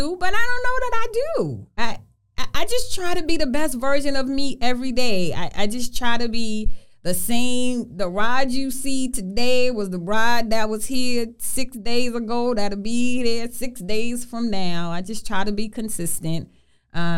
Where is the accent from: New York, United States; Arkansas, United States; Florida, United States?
New York, United States; New York City; growing up in Brooklyn in the projects and the struggles